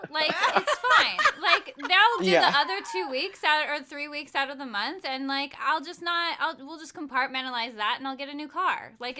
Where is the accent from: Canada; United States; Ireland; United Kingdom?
United States; a suburb outside of Los Angeles, California; I am from a suburb outside